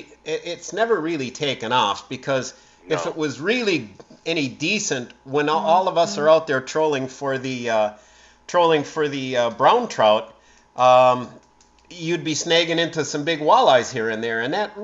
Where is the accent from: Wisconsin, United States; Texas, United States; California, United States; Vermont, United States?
Wisconsin, United States; Marinette; I was born in 1958 in Marinette, and we lived just a couple blocks away from the Hattie Street Dam.